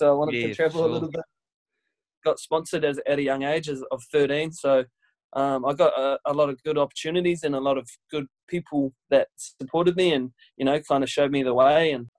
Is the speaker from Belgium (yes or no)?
no; Raglan, Waikato, New Zealand; also born or lived in Hamilton; I'm from Raglan, New Zealand. Born and bred. I was born in Hamilton Hospital, but then came out to Raglan straight away. Lived here ever since.